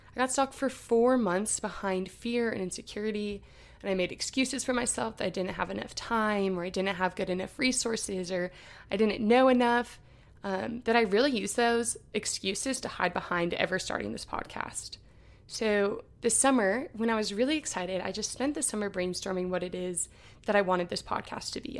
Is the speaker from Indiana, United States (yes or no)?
yes; Indianapolis, Indiana, United States; I'm from Indianapolis, Indiana